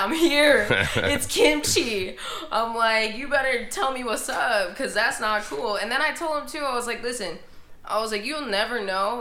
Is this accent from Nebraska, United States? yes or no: yes; Omaha, Nebraska, United States; I'm from Omaha, Nebraska.